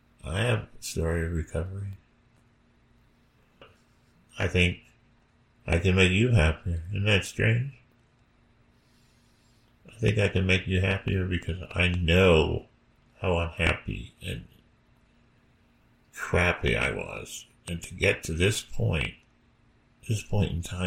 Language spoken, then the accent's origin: English; United States; I grew up in America